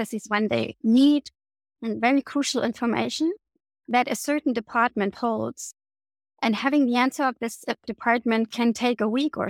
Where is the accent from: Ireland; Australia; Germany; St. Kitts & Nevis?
Germany; East Germany; I grew up in East Germany before the war came down